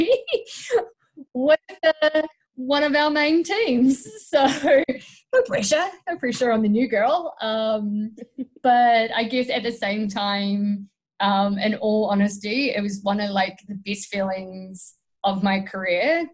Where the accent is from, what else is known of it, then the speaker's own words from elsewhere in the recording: Stratford, Taranaki, New Zealand; moved away as an adult; now in Canada; I'm from New Zealand, and I've been in Canada for nearly 3 years.